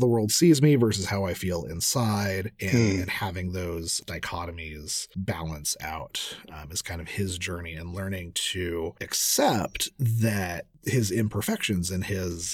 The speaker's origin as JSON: {"language": "English", "region": "Southern California", "country": "United States", "tie": "born or raised there", "said": "Growing up in Southern California, I am half Mexican"}